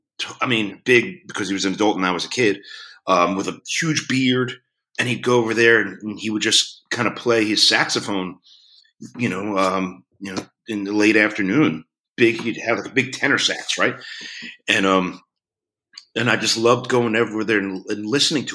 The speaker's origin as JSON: {"language": "English", "town": "Philadelphia", "region": "Pennsylvania", "country": "United States", "tie": "born or raised there", "said": "growing up in Philadelphia"}